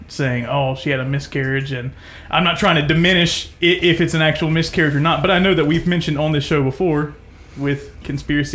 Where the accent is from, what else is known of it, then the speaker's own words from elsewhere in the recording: United States; I have a love for America because it's the patriotic love of this is where I was born and raised